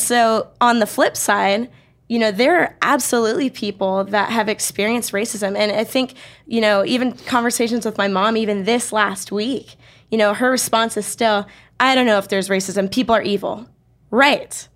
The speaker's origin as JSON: {"language": "English", "area": "Bay Area", "region": "California", "country": "United States", "tie": "born or raised there", "moved": "yes", "lives_now": "Riverside, United States", "said": "I grew up in the Bay Area"}